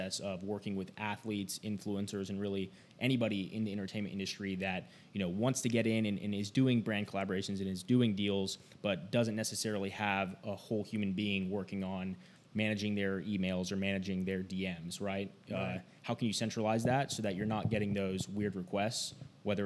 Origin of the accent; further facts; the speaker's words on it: Logan, Utah, United States; I'm from Logan, Utah, up at, you know, home of Utah State University